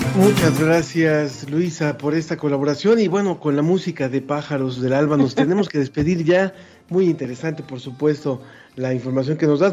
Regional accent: Mexico

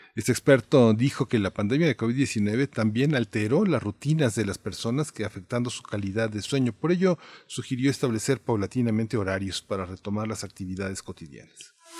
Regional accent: Mexico; nosotros somos mexicanos

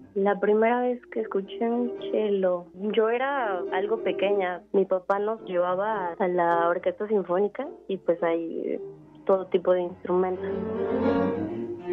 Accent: Mexico City, Mexico; also born or lived in Costa Rica; Yo nací en la Ciudad de México

